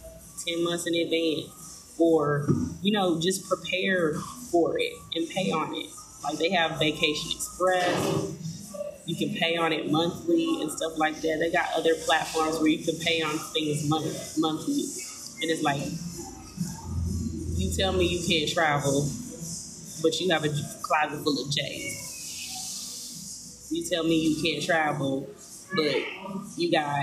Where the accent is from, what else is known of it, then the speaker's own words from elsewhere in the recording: Tennessee, United States; accent: Southern; I'm from Tennessee